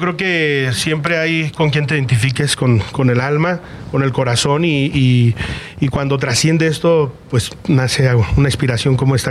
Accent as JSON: {"language": "Spanish", "country": "Mexico"}